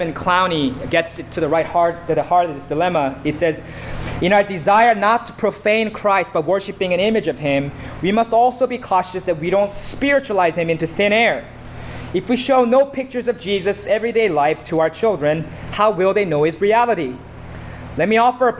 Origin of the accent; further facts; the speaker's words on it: South Korea; moved away; the church that I grew up in South Korea